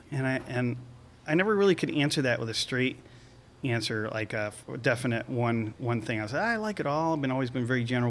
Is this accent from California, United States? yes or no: no; Venice, Florida, United States; I grew up in Venice, Florida, on the west coast and near the intercoastal waterway